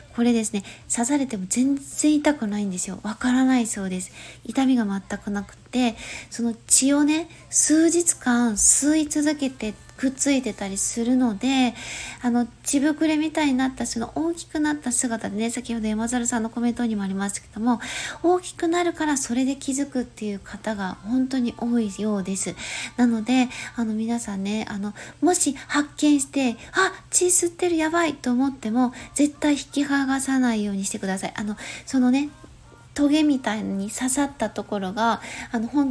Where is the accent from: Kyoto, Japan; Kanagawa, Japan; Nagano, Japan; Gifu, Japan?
Gifu, Japan; 岐阜県出身、岐阜県在住